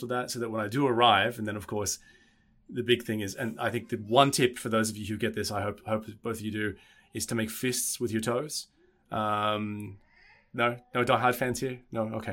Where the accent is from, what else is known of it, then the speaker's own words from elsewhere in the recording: Australia; now in Germany; I'm Australian